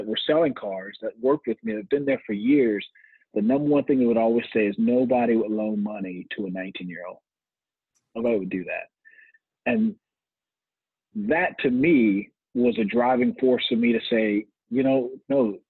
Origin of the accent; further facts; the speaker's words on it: Lafayette, Louisiana, United States; I'm born and raised in Lafayette, Louisiana, and been here all my life